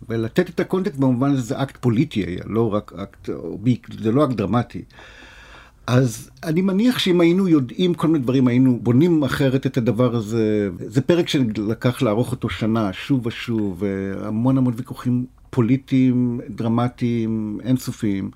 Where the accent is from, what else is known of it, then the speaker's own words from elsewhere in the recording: Nof Ayalon, Central District, Israel; ביישוב שאני גדלתי בו, בנוף איילון